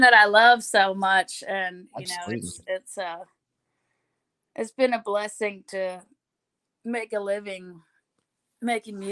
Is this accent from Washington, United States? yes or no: yes; Bellingham, Washington, United States; moved away as an adult; also born or lived in Seattle, Washington; now in Nashville, United States; So I grew up in Bellingham, Washington, which mm-hmm. is north of Seattle